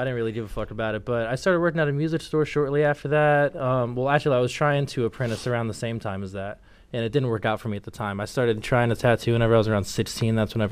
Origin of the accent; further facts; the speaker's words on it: Temple Terrace, Florida, United States; I grew up in Temple Terrace